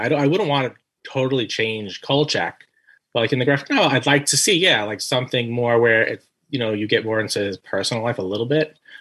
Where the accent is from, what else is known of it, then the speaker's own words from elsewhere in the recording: New York City, New York, United States; moved away as an adult; now in Staten Island, United States; I'm originally from Brooklyn. Then we I moved to Staten Island about 11 years ago